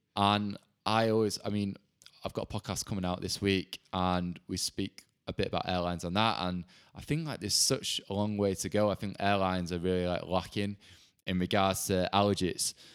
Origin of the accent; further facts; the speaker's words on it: Bolton, North West England, United Kingdom; now in London, United Kingdom; I'm from Bolton